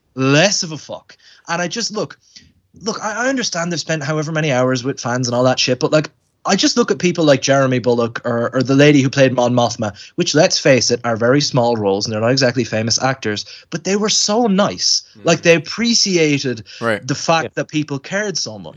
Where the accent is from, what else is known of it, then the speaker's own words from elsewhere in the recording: Ireland; I'm Irish